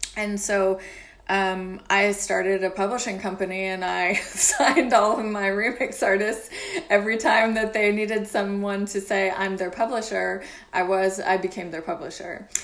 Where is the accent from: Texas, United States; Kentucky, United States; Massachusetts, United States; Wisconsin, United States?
Kentucky, United States; Louisville; moved away as an adult; also born or lived in Glasgow, Scotland / London; now in Paris, France; I was born in Louisville, Kentucky, in the U.S.